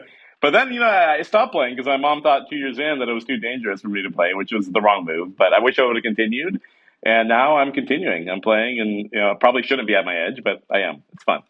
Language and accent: English; Lincoln, Nebraska, United States; also born or lived in New York; now in San Francisco, United States; we grew up in Nebraska